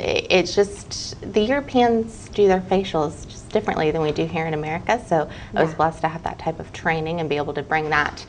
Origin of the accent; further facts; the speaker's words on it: Midwest, United States; Not originally. I'm originally from the Midwest, but my husband John and I have moved all over.